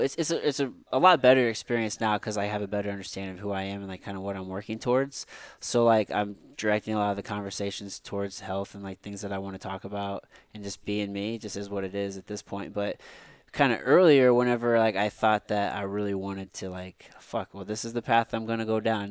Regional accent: Midwest, United States; we grew up here in the Midwest

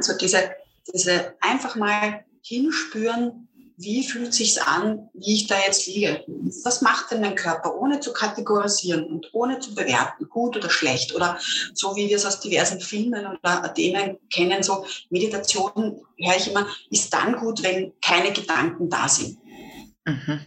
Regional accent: Lower Austria, Austria; ich bin ähm, Niederösterreicherin

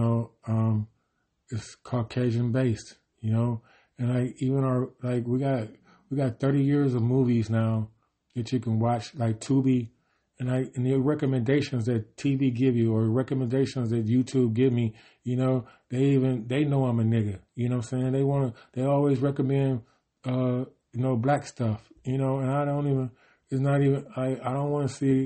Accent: Cleveland, Ohio, United States; I'm from Cleveland

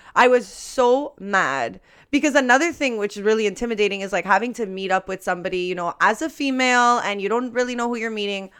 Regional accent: Montreal, Quebec, Canada; We're from Montreal

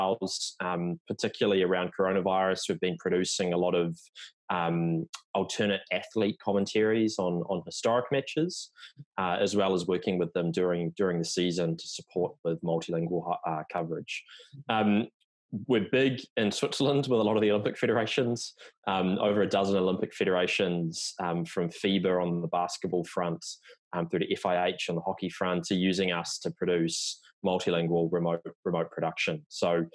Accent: New Zealand; now in New York City, United States; you can tell by the accent that I'm not American, even though I live in New York now. So originally from New Zealand

